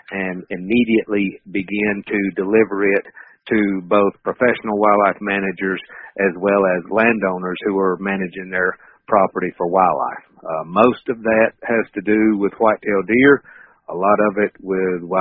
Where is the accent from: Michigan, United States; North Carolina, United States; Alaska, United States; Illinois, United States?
North Carolina, United States; moved away as an adult; now in Knoxville, United States; I've been here for actually it'll be 21 years next month, and I'm originally from North Carolina, uh, 10th generation North Carolinian. All my family's still over there.